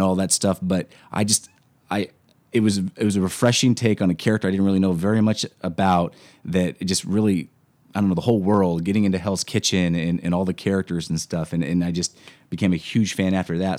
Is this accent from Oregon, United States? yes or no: no; Washington, United States; moved away as an adult; now in Los Angeles, United States; I grew up in Washington State